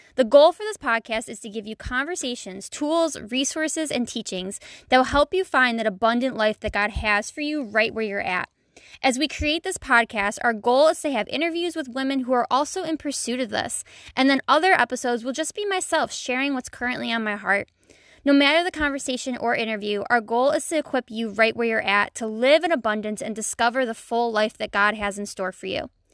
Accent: Buffalo, New York, United States; I was born and raised in Buffalo, New York, and I still live here.

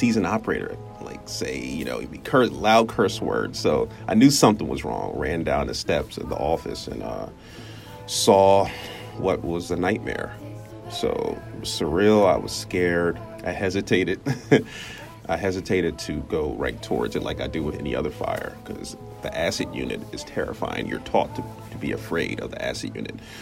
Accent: Chester, Pennsylvania, United States; also born or lived in Mississippi; Born in Mississippi. I grew up in Chester, Pennsylvania

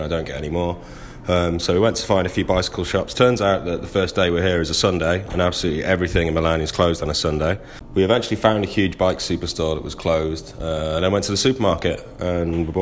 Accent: Cheshire, North West England, United Kingdom; moved away as an adult; now in Bristol, United Kingdom; I'm from Cheshire, but I live in Bristol, England

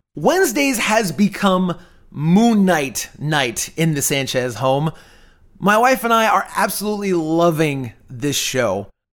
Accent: Tampa, Florida, United States; I was born in Tampa

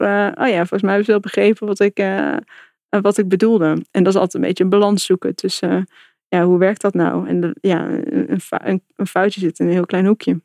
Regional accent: North Brabant, Netherlands; moved away as an adult; also born or lived in England / Germany / Amsterdam; ik kom uit Brabant

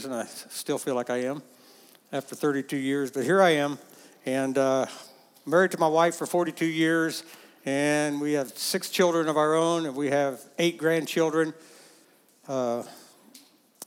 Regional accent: West Liberty, Ohio, United States; moved away as an adult; also born or lived in Oklahoma / Kansas; near Rosedale, Ohio, West Liberty, Ohio, was the town I grew up in.

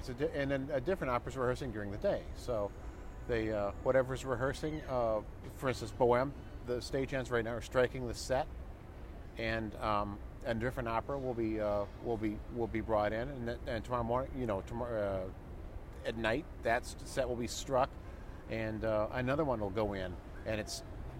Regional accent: Rockford, Illinois, United States; Rockford, Illinois.

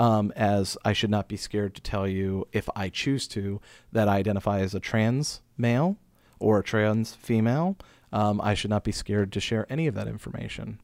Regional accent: Pittsburgh, Pennsylvania, United States; also born or lived in Steubenville; now in Frederick, United States; I grew up outside of Pittsburgh

